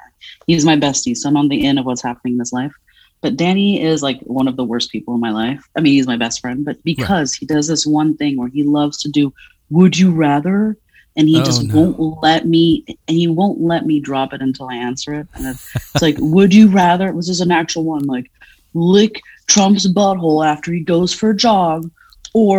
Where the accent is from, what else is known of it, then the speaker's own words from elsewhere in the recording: Paris, Île-de-France, France; also born or lived in Providence, Rhode Island; now in Philadelphia, United States; I'm a fat woman who was born and raised in Paris, France